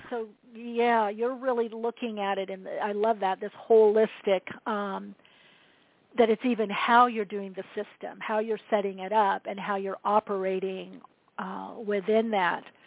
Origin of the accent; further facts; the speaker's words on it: Southern California, United States; also born or lived in Europe; I'm from Southern California, near the beach